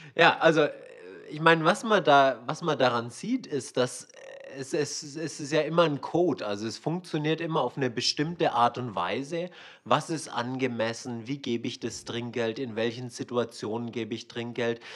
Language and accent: German; Swabia, Germany; moved away as an adult; also born or lived in Hong Kong; wir sind ja beide in Schwaben aufgewachsen